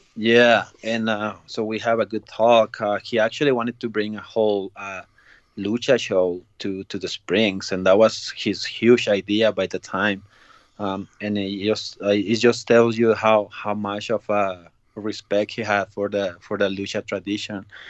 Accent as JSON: {"language": "English", "town": "Ciudad Juárez", "region": "Chihuahua", "country": "Mexico", "tie": "born or raised there", "said": "I was growing up in Mexico in uh, Juarez, is uh, that's uh, border town with uh, with El Paso."}